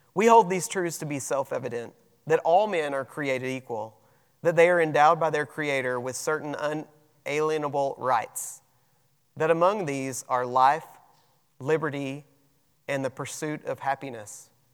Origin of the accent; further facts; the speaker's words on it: United States; we have rights as American citizens